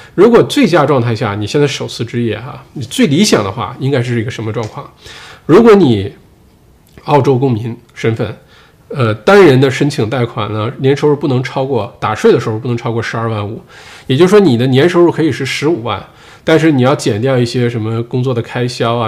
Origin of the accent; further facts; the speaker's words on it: Northeast China, China; accent: Dongbei; also born or lived in Sydney, Australia; now in Australia; 用我们东北话说